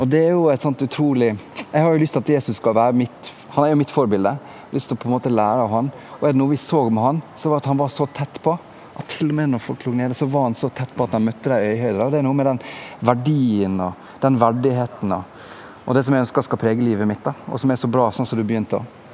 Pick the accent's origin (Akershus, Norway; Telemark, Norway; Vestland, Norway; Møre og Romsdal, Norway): Møre og Romsdal, Norway; Sunnmøre; also born or lived in Bergen; now in Oslo, Norway; Jeg vokste opp på Sunnmøre, ei lita bygd der ute forbi Ålesund.